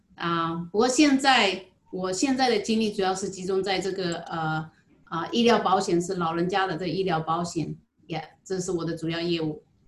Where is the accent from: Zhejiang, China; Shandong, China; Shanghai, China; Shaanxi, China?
Zhejiang, China; Jinhua; moved away as an adult; now in Hawaii, United States; 我来自浙江金华。嗯，金华火腿是我们家乡最出名的，我想很多人都知道。我来夏威夷呢，已经有十一年了